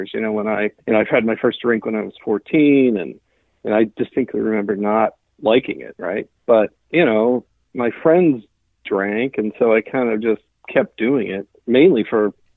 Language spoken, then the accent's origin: English; Pennsylvania, United States; now in Seattle, United States; I'm originally from Pennsylvania, really super small town of about 200 people.